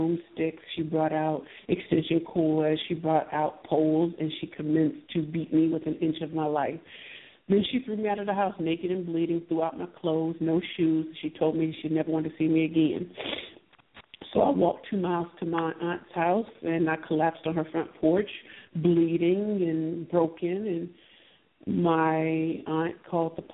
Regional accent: St. Louis, Missouri, United States; I am from St. Louis, Missouri

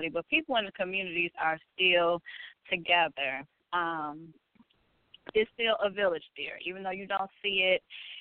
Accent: Detroit, Michigan, United States; I'm from Detroit

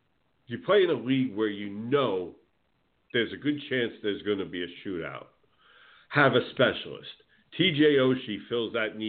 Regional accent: New Jersey, United States; now in Florida, United States; I follow the Devils because I'm from Jersey. And then my team down here that I follow is the Tampa Bay Lightning.

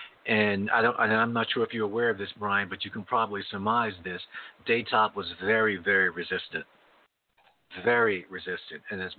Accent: New York, United States; moved away; I came from New York. I came from New York and went to California.

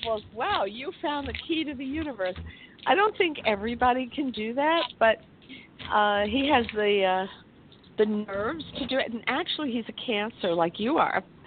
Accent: New York, United States; I was born in New York

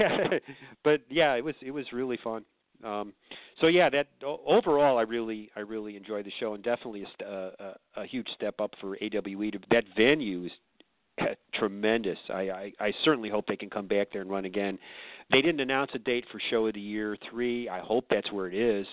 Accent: Chicago, Illinois, United States; now in Georgia, United States; as a Chicagoan

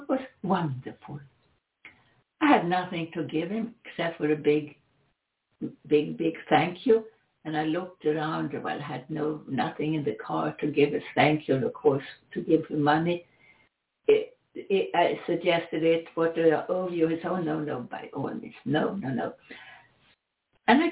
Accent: Sweden; accent: Swedish; English is a second language; my Swedish accent

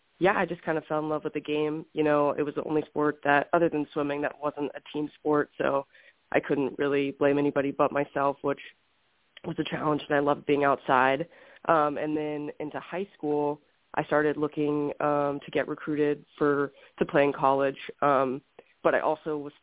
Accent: Houston, Texas, United States; moved away as an adult; now in Scottsdale, United States; I grew up in Houston, Texas, pretty much in the heart of the city

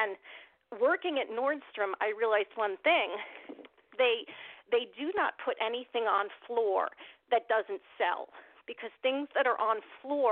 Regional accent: United States; I'm Armenian American. I'm fifth generation on my mom's side, third on my dad's side. I'm as American as they come

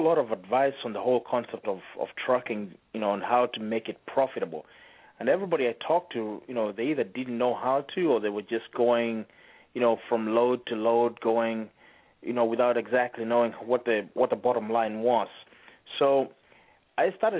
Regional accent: Kenya; moved away; We're actually from East Africa, from a country called Kenya

